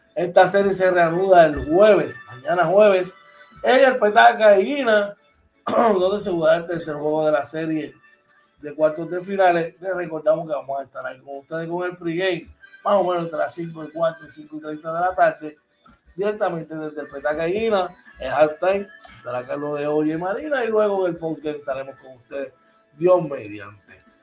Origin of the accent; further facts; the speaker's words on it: Puerto Rico; nosotros como boricua